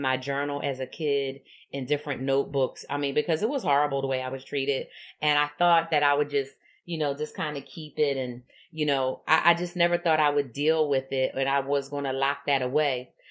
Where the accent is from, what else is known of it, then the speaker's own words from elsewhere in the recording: Philadelphia, Pennsylvania, United States; I grew up in Philadelphia in a segregated community